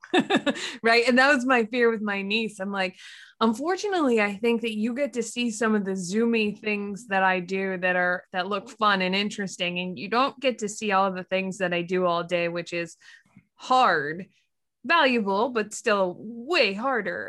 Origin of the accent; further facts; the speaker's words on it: Lancaster, Pennsylvania, United States; we grew up in Lancaster, Pennsylvania